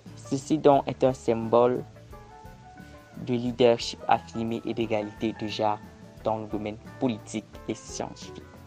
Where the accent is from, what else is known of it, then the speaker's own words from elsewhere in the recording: Cameroon; Je suis camerounais et étudiant à l'Université de Yaoundé